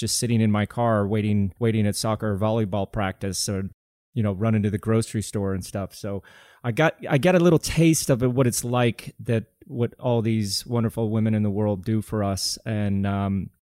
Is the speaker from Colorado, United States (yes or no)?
yes; Colorado, United States; growing up in Colorado